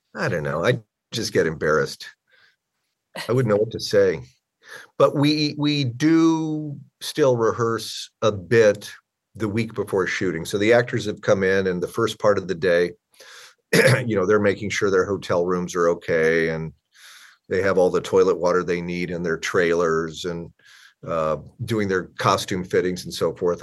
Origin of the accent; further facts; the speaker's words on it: Omaha, Nebraska, United States; moved away; also born or lived in Southern California; a skill set I started in my hometown of Omaha